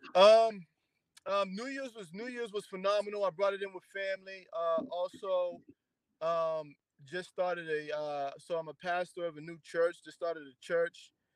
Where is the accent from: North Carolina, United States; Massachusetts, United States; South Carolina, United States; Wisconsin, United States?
Massachusetts, United States; Boston; also born or lived in Randolph, Massachusetts; I'm from Dorchester. I went to school in Randolph.